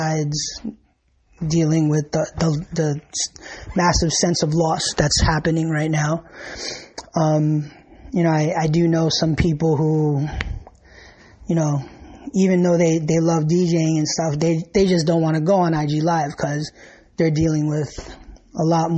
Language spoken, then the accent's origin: English; New York, United States; I'm from New York. I've always lived here.